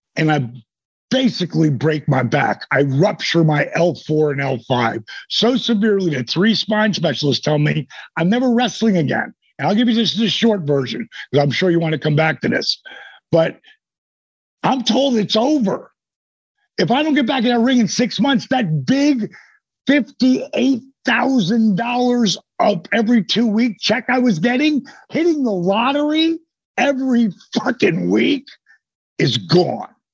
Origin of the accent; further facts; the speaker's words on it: Point Pleasant, New Jersey, United States; that's where I grew up in the Jersey Shore.